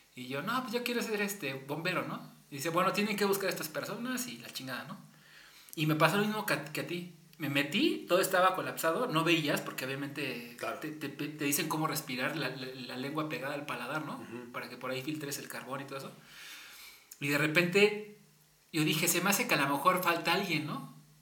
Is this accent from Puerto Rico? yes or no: no; Mexico; uno como latino y mexicano